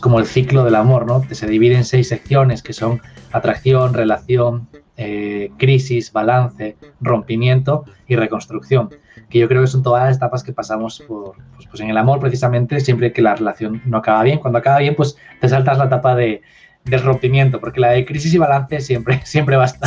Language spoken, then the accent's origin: Spanish; Asturias, Spain; also born or lived in Madrid; volví a mi tierra, a Asturias, que está en el norte de España